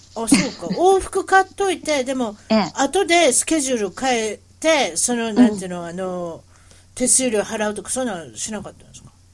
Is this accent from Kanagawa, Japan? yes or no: no; Osaka, Japan; accent: Osaka-ben; 英語に、英語に、英語標準語大阪弁。